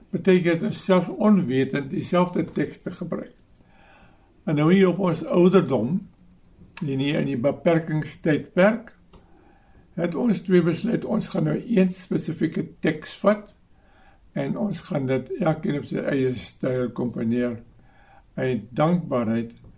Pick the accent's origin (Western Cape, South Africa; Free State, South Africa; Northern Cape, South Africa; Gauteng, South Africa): Free State, South Africa; southern; also born or lived in Stellenbosch; ons twee in die Suid-Vrystaat groot geword op 'n ou klein plek hier in die Suid-Vrystaat in die naam van Kaffervier.